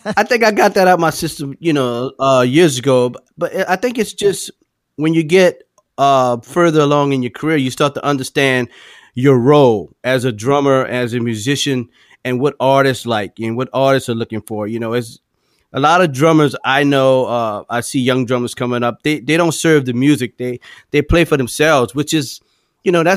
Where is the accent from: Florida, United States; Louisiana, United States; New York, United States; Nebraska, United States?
Louisiana, United States; New Orleans; I'm from the West Bank. I grew up, you know, in Algiers.